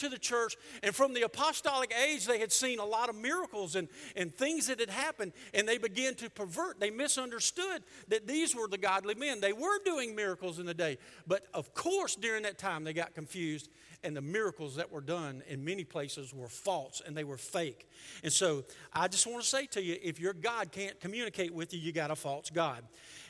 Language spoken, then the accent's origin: English; the South, United States; we're from the South